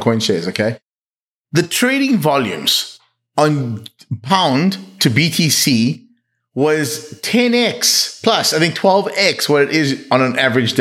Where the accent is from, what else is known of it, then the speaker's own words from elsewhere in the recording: South Africa; I grew up in South Africa